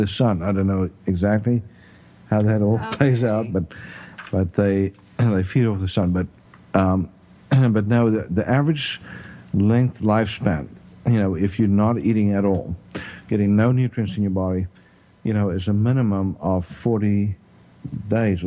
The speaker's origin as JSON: {"language": "English", "country": "South Africa", "also_born_or_lived": "Texas", "accent": "South African", "moved": "yes", "lives_now": "Tyler, United States", "said": "my South African accent"}